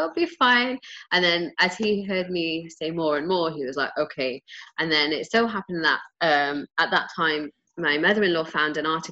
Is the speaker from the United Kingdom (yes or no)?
yes; England, United Kingdom; moved away; I grew up in England